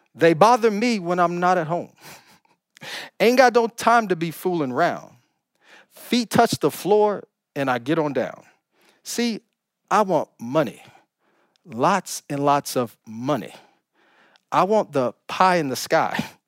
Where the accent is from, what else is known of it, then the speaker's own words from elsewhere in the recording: Oklahoma, United States; now in California, United States; I'm from Oklahoma